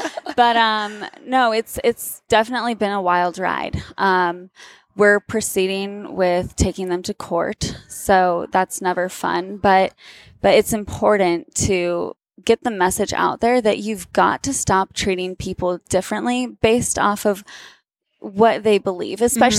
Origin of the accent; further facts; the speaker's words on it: the South, United States; on the notion that I am from the South.